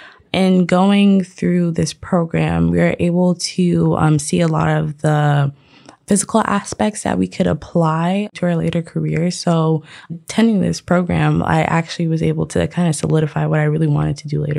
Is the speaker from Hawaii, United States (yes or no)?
no; South Florida, United States; I'm born and raised in South Florida.